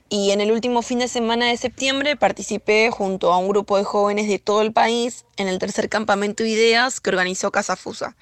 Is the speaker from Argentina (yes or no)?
yes; Tigre, Buenos Aires Province, Argentina; soy de Tigre, provincia de Buenos Aires